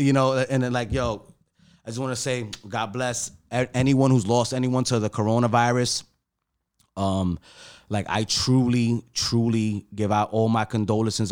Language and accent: English; New York City, New York, United States; I'm from New York City, I'm from Harlem, from the projects.